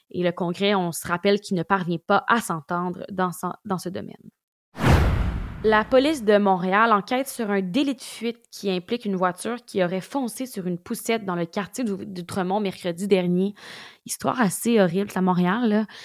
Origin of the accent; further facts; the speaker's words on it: Ukraine; les températures hivernales s'installent comme chez nous en Ukraine